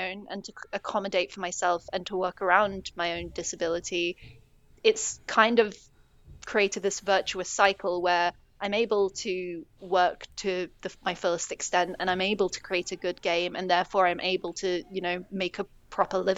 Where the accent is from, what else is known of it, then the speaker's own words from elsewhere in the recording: United States; I, I am American